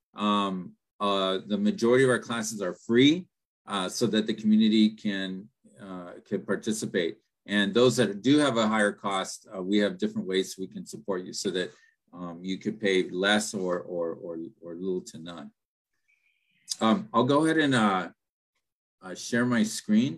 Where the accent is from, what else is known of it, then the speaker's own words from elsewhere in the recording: Pico Rivera, California, United States; first language Spanish; English is a second language; I grew up in uh, Pico Rivera, and um, uh, both my parents were immigrants from Mexico